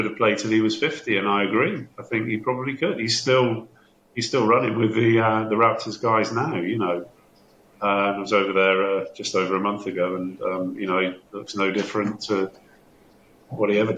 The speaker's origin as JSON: {"language": "English", "town": "Bristol", "region": "South West England", "country": "United Kingdom", "moved": "as an adult", "lives_now": "Newcastle, United Kingdom", "said": "I'm not from Newcastle, as you can tell. I'm from Bristol. I moved up to Newcastle as a student way back in 1989"}